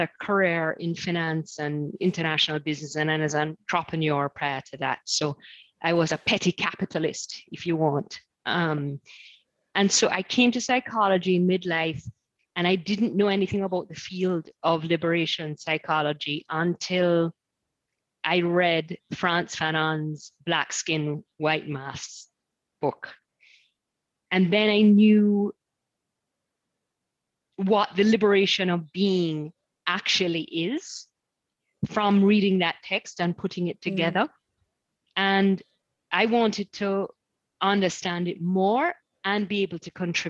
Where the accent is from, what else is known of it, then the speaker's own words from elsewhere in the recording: Kingston, Jamaica; also born or lived in United States; now in Nottingham, United Kingdom; I'm from Kingston, Jamaica